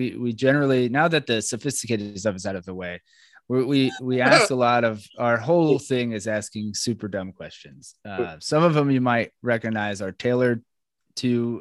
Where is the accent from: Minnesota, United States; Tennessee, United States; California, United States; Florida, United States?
Florida, United States; Orlando; moved away; We're from Orlando, Florida originally